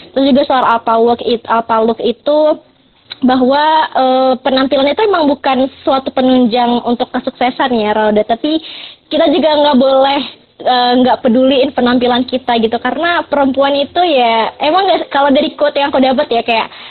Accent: Medan, North Sumatra, Indonesia; aku sendiri asalnya dari Medan

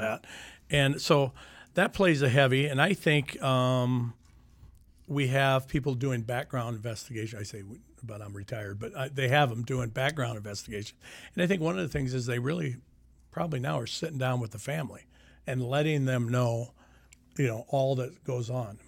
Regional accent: Sioux City, Iowa, United States; I grew up in Sioux City. I grew up in the Leeds area.

